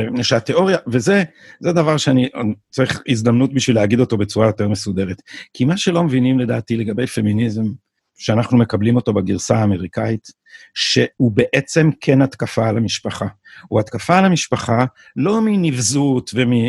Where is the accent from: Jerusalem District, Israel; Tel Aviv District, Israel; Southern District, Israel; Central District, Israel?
Jerusalem District, Israel; Jerusalem; born there; אני, אני ירושלמי לידה, כאילו